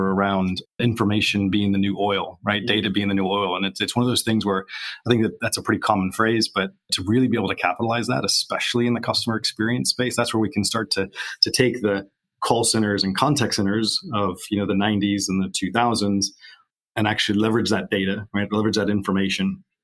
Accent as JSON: {"language": "English", "region": "Kansas", "country": "United States", "tie": "born or raised there", "also_born_or_lived": "Silicon Valley / Colorado", "moved": "as an adult", "lives_now": "United Kingdom", "said": "I was born and raised in Kansas, a small town, a small state in the US. Spent 22 years there."}